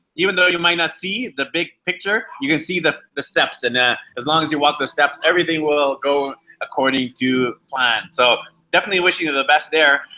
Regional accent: British Columbia, Canada; now in Ecuador; I'm actually from British Columbia, but currently in beautiful Ecuador

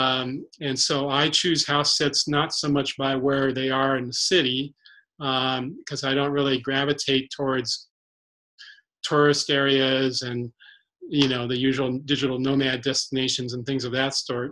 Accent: San Diego, California, United States; moved away as an adult; now in Bellingham, United States; I grew up in San Diego, which doesn't have much wilderness at all

